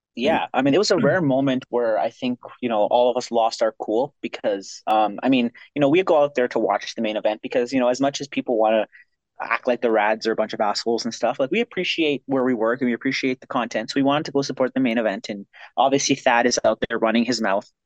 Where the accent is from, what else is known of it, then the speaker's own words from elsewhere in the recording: Ontario, Canada; now in Pacific Northwest / Western Canada; I'm originally from Ontario. That's where I was. That's where I was born